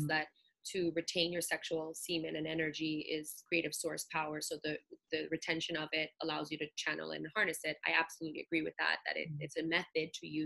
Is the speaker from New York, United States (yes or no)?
yes; New York City, New York, United States; I'm Puerto Rican, born and raised in Brooklyn